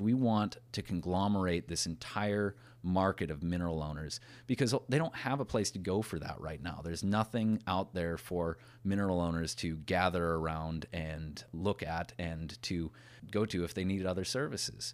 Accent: Watford City, North Dakota, United States; When I was growing up in Watford, I graduated with fifty people in my class.

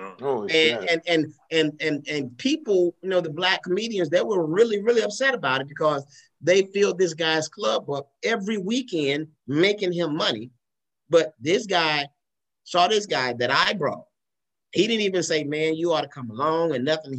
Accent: Tuscaloosa, Alabama, United States; now in Atlanta, United States; I'm from Tuscaloosa, Alabama.

